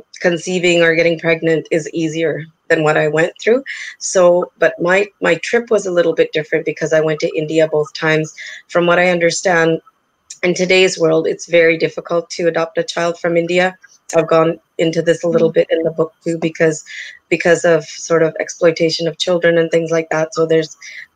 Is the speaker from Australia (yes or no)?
no; Canada; I'm a person born and brought up in Canada